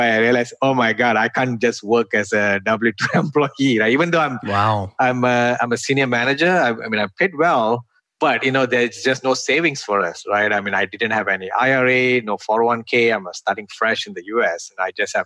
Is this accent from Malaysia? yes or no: yes; Malaysia; moved away as an adult; now in United States; I'm originally from Malaysia. And in Malaysia, like when I studied my electrical engineering